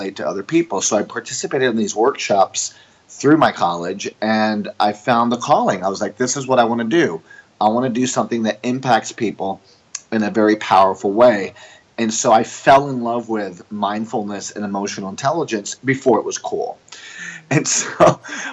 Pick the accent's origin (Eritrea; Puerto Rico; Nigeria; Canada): Puerto Rico; also born or lived in New York; I'm an American Jewish family from New York, and I grew up in Puerto Rico, which is a Latin country and a Catholic country. And so I moved to Puerto Rico when I was 2.5 years old.